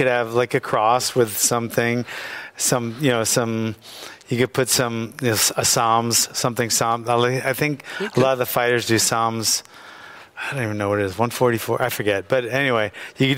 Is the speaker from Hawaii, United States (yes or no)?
yes; Hawaii, United States; moved away; also born or lived in Venice, California / California; He got us to Hawaii when we were young. I was 4, and I think my sister was 5. And growing up in Hawaii in the late 60s